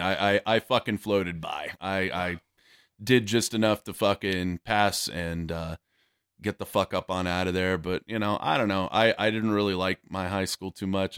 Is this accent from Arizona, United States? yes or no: yes; Yuma, Arizona, United States; moved away; also born or lived in Fort Bliss, Texas / El Paso, Texas; I was originally, uh, born and raised in Yuma, Arizona